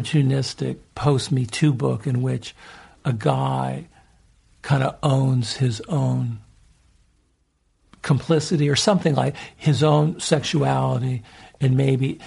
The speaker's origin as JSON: {"language": "English", "town": "San Francisco", "region": "California", "country": "United States", "tie": "born or raised there", "also_born_or_lived": "Los Angeles", "said": "I grew up in San Francisco and L.A."}